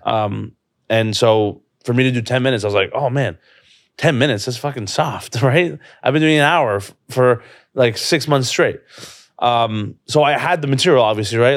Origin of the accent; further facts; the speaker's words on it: Toronto, Ontario, Canada; this is my hometown